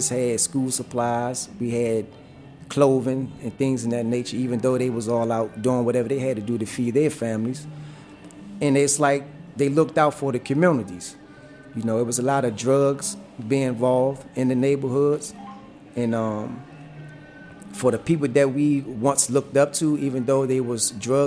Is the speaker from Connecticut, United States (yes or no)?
no; Washington, District of Columbia, United States; growing up in Southeast Potomac Gardens